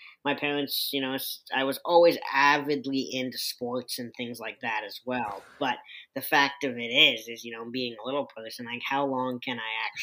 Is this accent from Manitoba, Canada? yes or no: yes; Winnipeg, Manitoba, Canada; moved away; I grew up in Winnipeg, Canada, kind of the south side over there